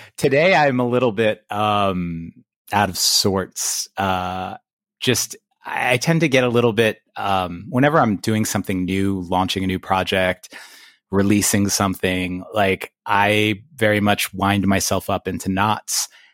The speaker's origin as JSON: {"language": "English", "town": "New York City", "region": "New York", "country": "United States", "tie": "born or raised there", "also_born_or_lived": "Long Island", "said": "I grew up in Queens"}